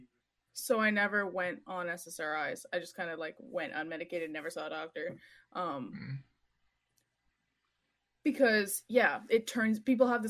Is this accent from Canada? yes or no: yes; Montreal, Quebec, Canada; moved away as an adult; now in Ottawa, Canada; I grew up in Montreal.